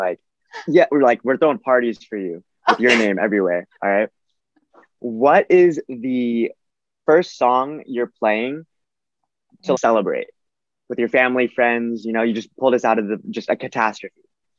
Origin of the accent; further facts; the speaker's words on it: Los Angeles, California, United States; Gotcha. Okay, so I grew up in and around LA. I grew up in Glendale, Monterey Park, San Gabriel Valley.